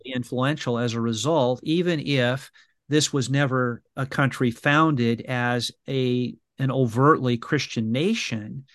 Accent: Brea, California, United States; I went to the the brea improv which is a, a comedy uh, house yeah. you know in my hometown in california

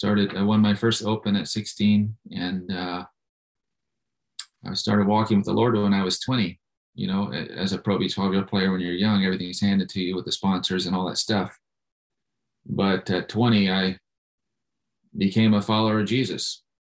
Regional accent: Tennessee, United States; also born or lived in South Carolina / Florida; I grew up in Tennessee, and I grew up in South Carolina and Florida.

